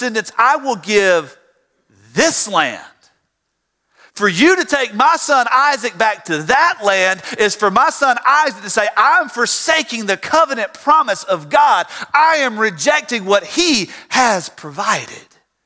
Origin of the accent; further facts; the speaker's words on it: Tifton, Georgia, United States; now in Fairburn, United States; I grew up in Tifton, Georgia.